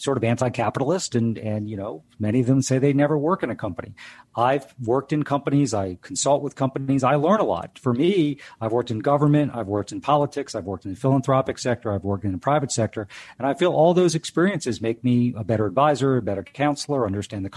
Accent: Delaware, United States; I grew up in Delaware

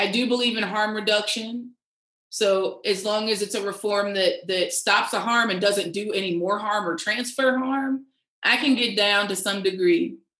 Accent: the South, United States; you know, I'm a Southerner, these man-made climate disasters are getting worse and worse by the second

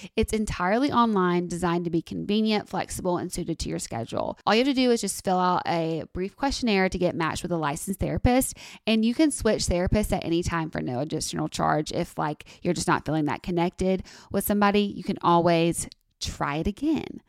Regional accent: Tuscaloosa, Alabama, United States; moved away; I love being from Tuscaloosa

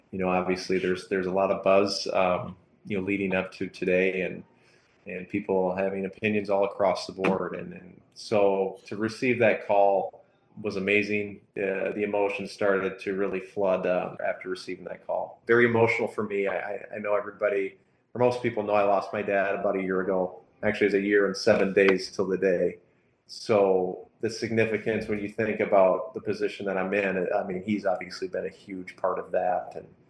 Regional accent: Minnesota, United States; born or raised there

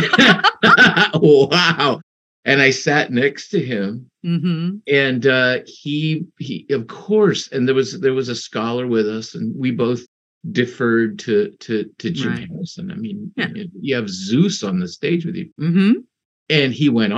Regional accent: Mexico; I was born in Mexico

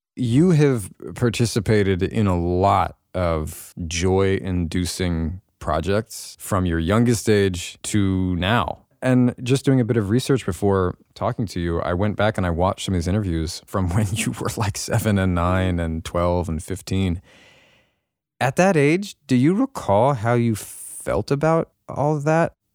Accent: Los Angeles, California, United States; growing up in Hollywood

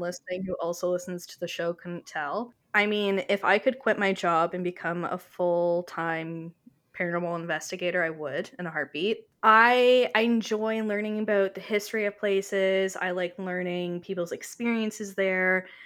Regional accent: Canada; I am her Canadian counterpart

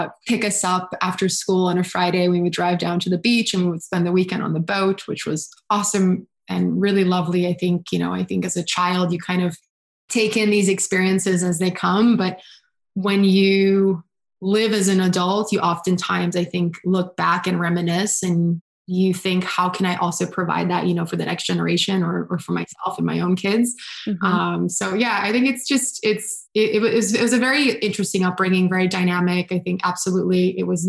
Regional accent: Brazil; moved away; also born or lived in Boston; I was born in Boston, but actually raised in Brazil

